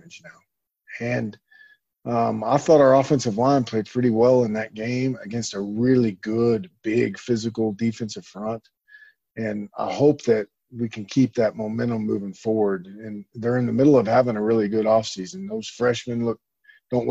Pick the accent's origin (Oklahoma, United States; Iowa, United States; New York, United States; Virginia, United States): Oklahoma, United States; moved away; I grew up in Oklahoma, which is a long ways away from the ocean.